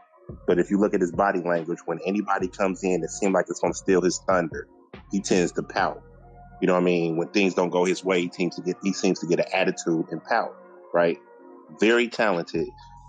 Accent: Dayton, Ohio, United States; moved away as an adult; now in Kentucky, United States; I lived in Dayton, I was born and raised in Dayton, so I'm also a Dayton Flyer fan, right? So I moved to Kentucky around the time that Julius Randle was at UK with the Harrison Twins

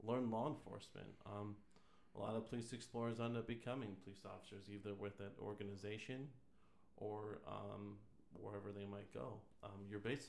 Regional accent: Madison, Wisconsin, United States; I'm originally from Wisconsin. I was born in Madison

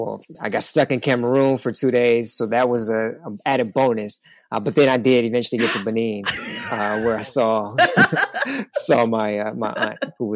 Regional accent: Chicago, Illinois, United States; moved away as an adult; also born or lived in South Holland, Illinois / Mexico; now in Antigua; I grew up in Chicago from about kindergarten until fifth grade. In the fifth grade, then we moved out to a south suburb of Chicago called South Holland.

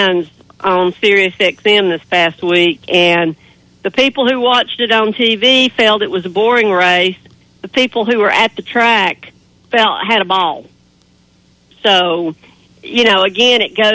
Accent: Canton, North Carolina, United States; I grew up back in Canton, North Carolina.

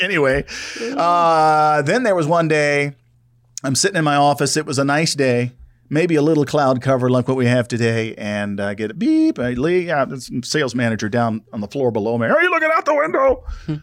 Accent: South Louisiana, United States; growing up in South Louisiana

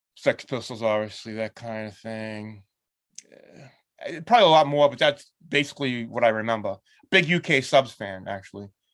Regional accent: Lynn, Massachusetts, United States; There's this club in my hometown

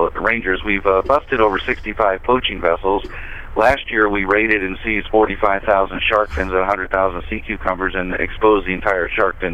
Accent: Atlantic Canada, Canada; also born or lived in Toronto; now in United States; I'm from Canada. I was born in Toronto, raised in a fishing village in the east coast of Canada, but I'm actually a U.S. citizen now

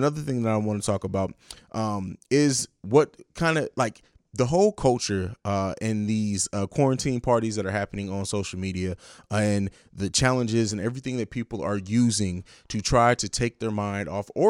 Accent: Germany; also born or lived in St. Louis, United States; it's not really my hometown because I grew up in Italy in Germany, but I spent a lot of time in St. Louis, Missouri

